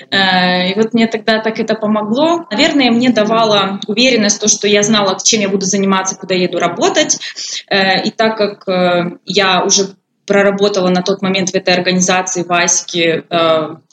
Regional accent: Poltava Oblast, Ukraine; Я училась в Харькове, а я родом из Полтавской области.

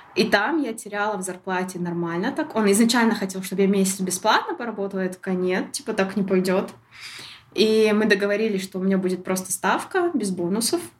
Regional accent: Shymkent, Kazakhstan; moved away as an adult; also born or lived in Almaty; я могу вырваться из Шимкента

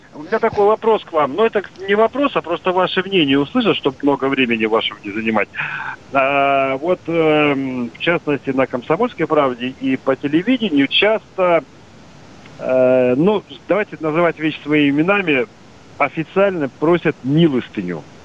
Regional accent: Odesa, Odesa Oblast, Ukraine; now in Saint Petersburg, Russia; я сам родился и вырос в Одессе

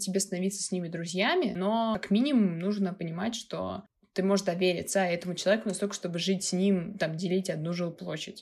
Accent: Moscow, Russia; обычный москвич, который не может приехать в общежитие, как, в принципе, человек, который остался жить в своем городе

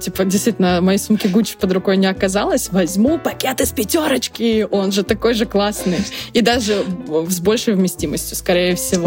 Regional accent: Russia; moved away; also born or lived in Latvia; это вот наша чисто русская история

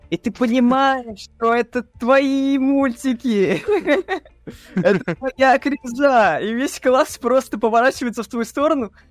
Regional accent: Ryazan, Ryazan Oblast, Russia; Меня позвали в Рязанскую газету, то есть я жил в Рязани, то есть это мой родной город.

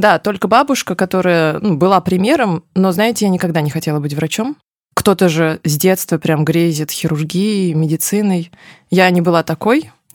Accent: Ufa, Bashkortostan, Russia; Я родилась в Уфе

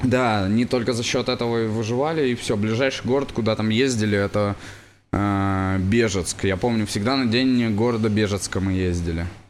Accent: Yaroslavl, Yaroslavl Oblast, Russia; я вырос в Ярославле

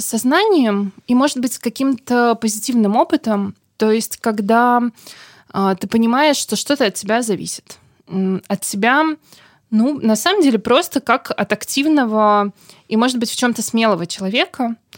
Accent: Saint Petersburg, Russia; Я родилась и выросла в Санкт-Петербурге

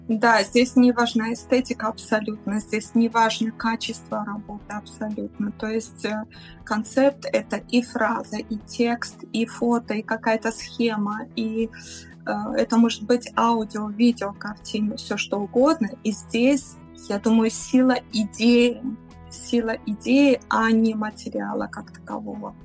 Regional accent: Belarus; now in Switzerland; я белоруска по национальности, живу в Швейцарии

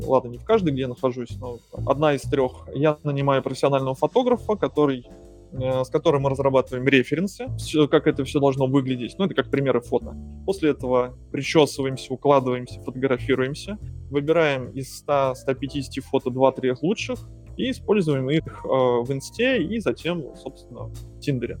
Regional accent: Moscow, Russia; moved away; я из Москвы

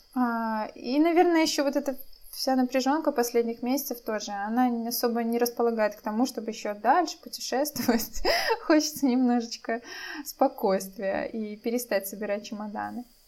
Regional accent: Belarus; moved away as an adult; now in Poland; мы из Беларуси

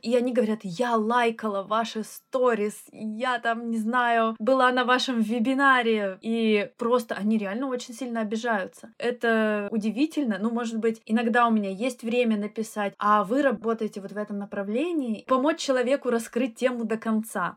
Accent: Russia; moved away as an adult; now in London, United Kingdom; я вообще уехала из России и оставила свою карьеру в науке.

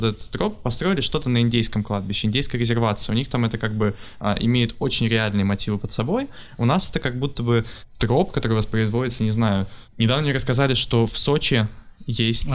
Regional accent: Pavlodar, Pavlodar Region, Kazakhstan; Я из Павлодара, это в Казахстане

